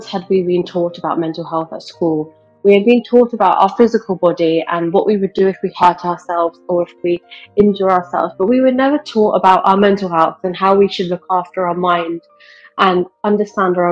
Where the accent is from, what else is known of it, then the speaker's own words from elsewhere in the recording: United Kingdom; I'm Indian, but I live in the UK and I was born and brought up here.